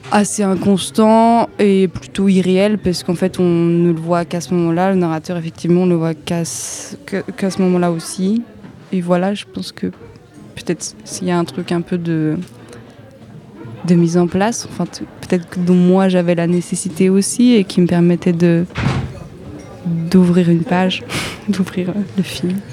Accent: Brittany, France; j'ai grandi en Bretagne

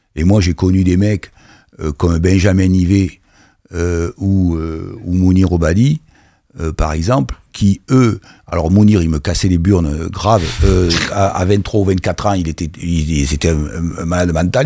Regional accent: Bordeaux, Nouvelle-Aquitaine, France; now in Caen, France; je suis un bordelais

